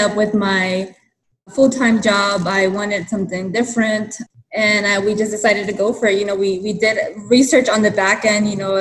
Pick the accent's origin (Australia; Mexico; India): Mexico; now in El Monte, United States; it was a huge part of my culture, you know, growing up in Mexico